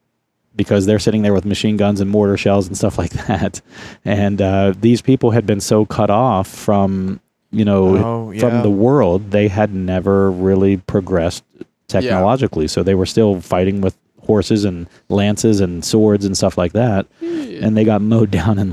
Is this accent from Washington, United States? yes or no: no; Ohio, United States; accent: Southeastern Ohio dialect; now in Columbus, United States; I've been living in Columbus since I was 18. I've lost most of my Southeastern dialect, my accent, if you will.